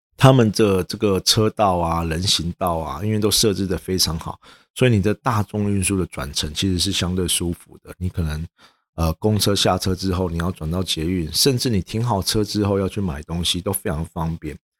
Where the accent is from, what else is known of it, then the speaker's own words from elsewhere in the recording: Taiwan; 也不是因为我们台湾人的呃惰性比较高